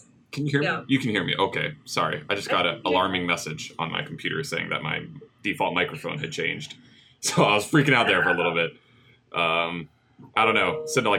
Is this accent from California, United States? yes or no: no; North Shore, Oahu, Hawaii, United States; Growing up on the North Shore, there was only like two buses. There was the 52 and the 55.